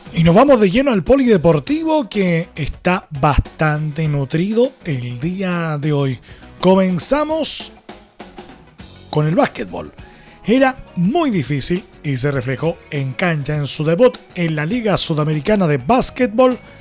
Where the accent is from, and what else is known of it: Chile